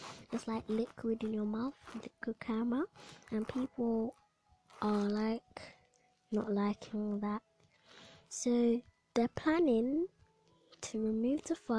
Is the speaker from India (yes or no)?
no; Jamaica; Not even I'm eating the Bounty, and I think I'm from Jamaica.